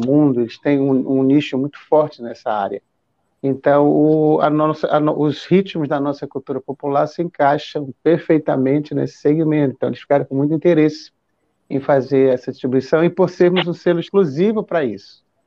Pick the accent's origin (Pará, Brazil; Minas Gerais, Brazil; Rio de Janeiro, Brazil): Pará, Brazil; Belém; also born or lived in São Paulo; now in Maranhão, Brazil; Eu sou de Belém, e. Mas eu sou maranhense